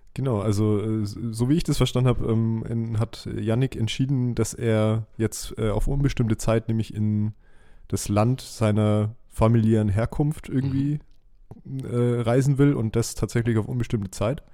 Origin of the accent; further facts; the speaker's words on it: Southern Germany, Germany; bei uns in Süddeutschland